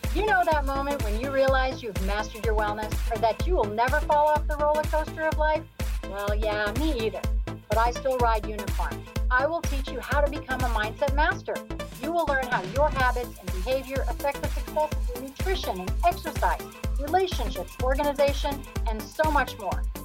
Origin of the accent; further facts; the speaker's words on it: New York City, New York, United States; I grew up in New York City